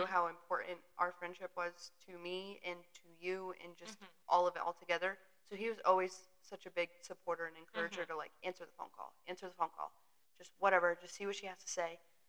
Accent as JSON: {"language": "English", "region": "Connecticut", "country": "United States", "said": "I'm from the Northeast. I'm from Connecticut."}